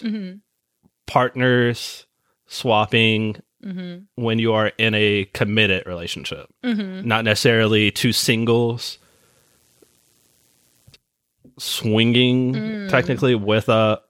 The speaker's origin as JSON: {"language": "English", "region": "California", "country": "United States", "moved": "yes", "said": "Originally from Cali."}